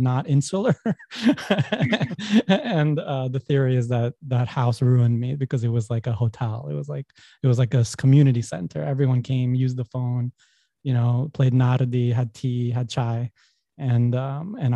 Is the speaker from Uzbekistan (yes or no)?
yes; Samarkand, Samarqand Region, Uzbekistan; moved away; also born or lived in Dushanbe, Tajikistan; technically I was born in Dushanbe, where my mom is from, but I'm from Samarkand, so where my father is from. So I was raised there.